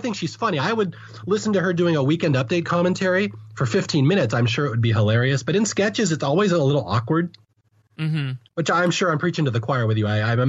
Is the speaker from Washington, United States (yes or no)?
yes; Seattle, Washington, United States; I'm from Seattle. I'm a Seattle Seahawks fan.